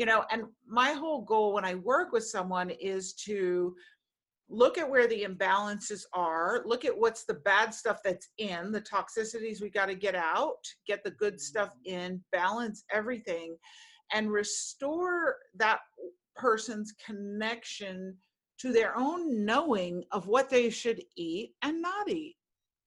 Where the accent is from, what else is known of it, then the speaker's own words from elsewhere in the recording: New York City, New York, United States; I grew up in Manhattan